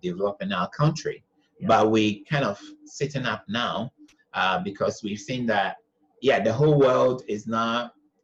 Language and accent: English; Ghana; moved away; also born or lived in Bangkok, Thailand; I'm from Ghana.